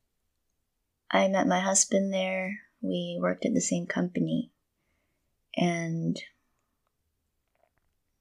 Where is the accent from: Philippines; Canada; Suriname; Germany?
Philippines; Manila, Metro Manila; moved away as an adult; also born or lived in Portsmouth, England / London, England; now in Kentucky, United States; I was born and raised in Manila, in the Philippines, and I lived there up until I was 19